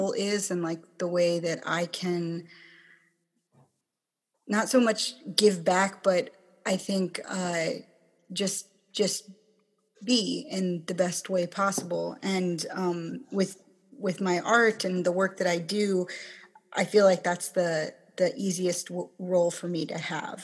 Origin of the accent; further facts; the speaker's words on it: Kenai, Alaska, United States; also born or lived in Chickaloon Village, Alaska / Anchorage, Alaska; I grew up on the Kenai